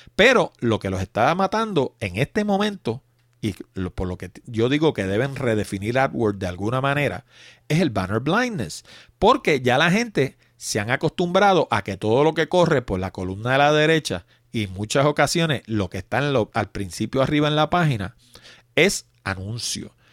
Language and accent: Spanish; Puerto Rico; como decimos los puertorriqueños